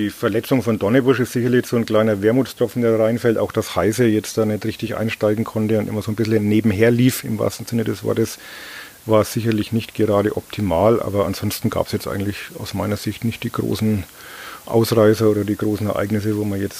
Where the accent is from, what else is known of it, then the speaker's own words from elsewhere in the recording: Bavaria, Germany; Also ich bin ja aus Oberfranken und da sagt man einen Butter.